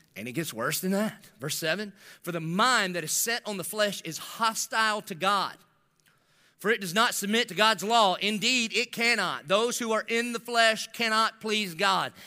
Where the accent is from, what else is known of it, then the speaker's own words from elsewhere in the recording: the South, United States; I grew up in the South